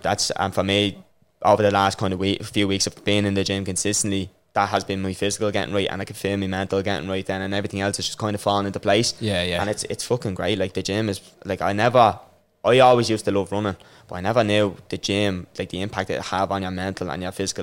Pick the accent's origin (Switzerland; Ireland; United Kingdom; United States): Ireland; Dublin, Leinster; I grew up in Rossfield in uh, Jobstown